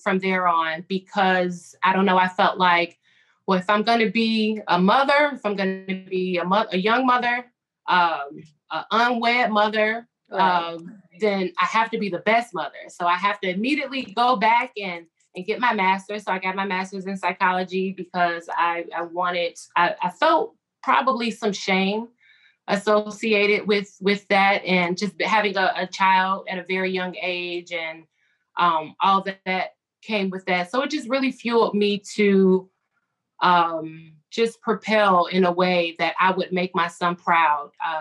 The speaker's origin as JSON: {"language": "English", "town": "Chicago", "region": "Illinois", "country": "United States", "said": "I'm from Chicago"}